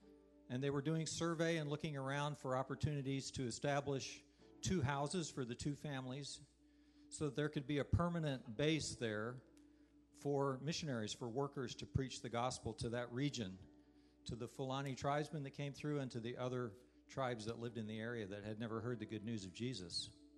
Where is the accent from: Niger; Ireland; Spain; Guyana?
Niger; I grew up in West Africa. My parents were missionaries there.